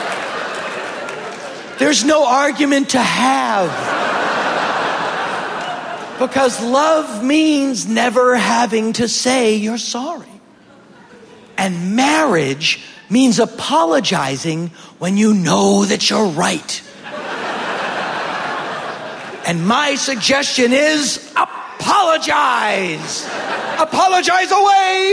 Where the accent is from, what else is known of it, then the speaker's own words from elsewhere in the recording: Boston area, Massachusetts, United States; now in Los Angeles, United States; I'm from Boston, which is a very liberal, progressive town. It is, you know, near the colleges. And but you go 30 minutes outside of town where I'm really from